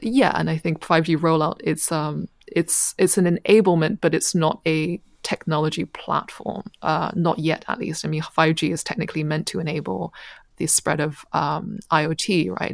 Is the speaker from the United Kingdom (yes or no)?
yes; United Kingdom; moved away as an adult; also born or lived in China; now in Shanghai, China; I was born in China and I left for Europe with my family when I was uh, eight